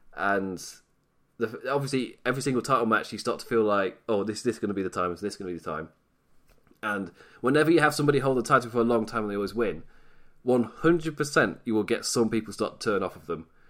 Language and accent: English; England, United Kingdom; I am British